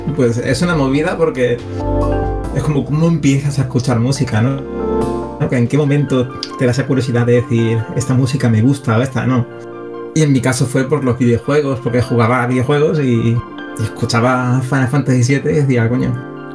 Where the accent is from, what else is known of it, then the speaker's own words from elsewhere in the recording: Seville, Andalusia, Spain; aparte soy de Sevilla